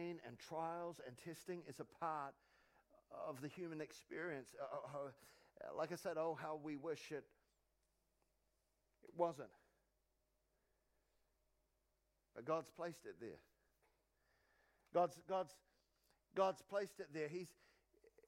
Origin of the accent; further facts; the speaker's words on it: New Zealand; I'm from New Zealand